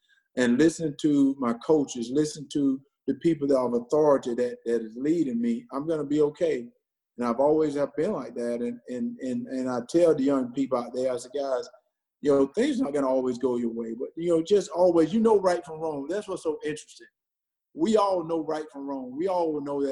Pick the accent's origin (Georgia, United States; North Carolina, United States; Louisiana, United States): Georgia, United States; Wrightsville; also born or lived in Minnesota; I moved from Wrightsville, where I had this close-knit family, and moved to the University of Georgia